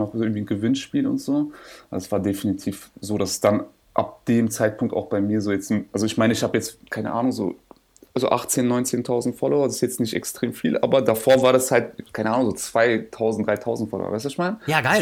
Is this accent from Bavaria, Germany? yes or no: no; Berlin, Germany; ich bin ja Berliner